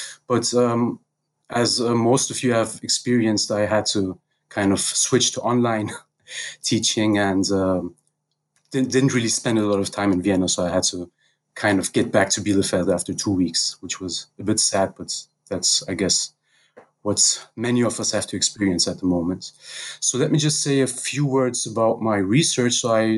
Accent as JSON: {"language": "English", "town": "Paris", "region": "Île-de-France", "country": "France", "tie": "born or raised there", "also_born_or_lived": "Tehran, Iran / Berlin, Germany", "said": "So to start about myself, so I was born in Iran, in Tehran, and was raised in Paris and Berlin."}